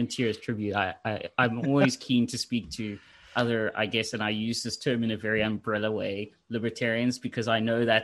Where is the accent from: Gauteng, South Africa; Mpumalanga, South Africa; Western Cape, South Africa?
Gauteng, South Africa; Pretoria; moved away as an adult; now in Florida, United States; I'm from Pretoria